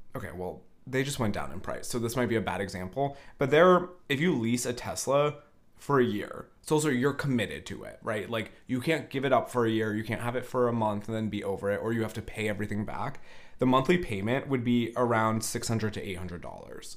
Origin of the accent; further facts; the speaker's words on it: Northern California, United States; I'm from Northern California